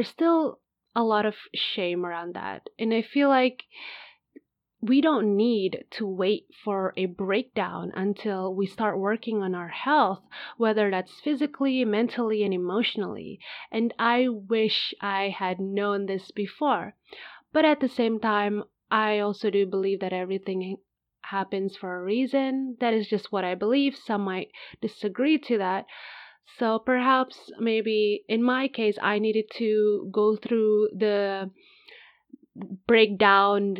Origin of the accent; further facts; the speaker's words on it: Indonesia; now in Spain; I'm originally from Indonesia, but at the time of recording this podcast, I currently live in Spain